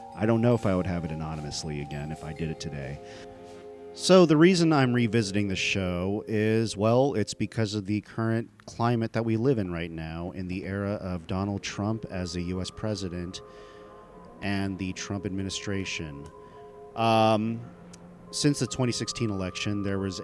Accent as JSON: {"language": "English", "country": "United States", "tie": "born or raised there", "said": "My family is from India, but I was born and raised here in America."}